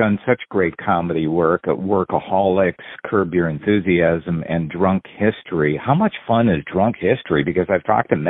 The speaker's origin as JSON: {"language": "English", "region": "Wisconsin", "country": "United States", "tie": "born or raised there", "said": "my home state of Wisconsin."}